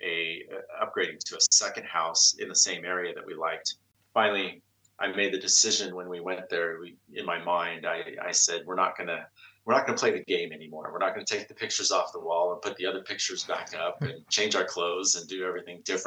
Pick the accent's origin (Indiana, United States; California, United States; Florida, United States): California, United States; Bay Area; I grew up in the Bay Area, so I'm a Bay Area native